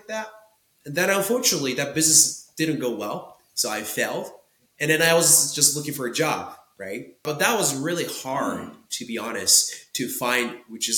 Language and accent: English; Tokyo, Japan; English is a second language; I was born and raised in Tokyo, Japan